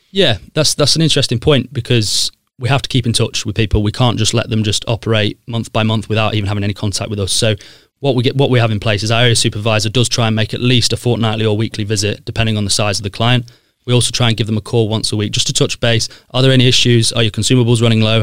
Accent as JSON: {"language": "English", "town": "Sheffield", "region": "Yorkshire and the Humber", "country": "United Kingdom", "tie": "born or raised there", "also_born_or_lived": "Leicester / London", "moved": "as an adult", "said": "I grew up in Broomhill in S ten"}